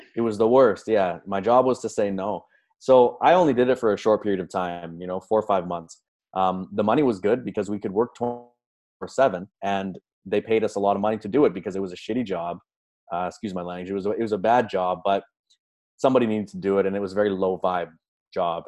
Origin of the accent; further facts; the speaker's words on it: Canada; I grew up in Canada, regular upbringing, supportive parents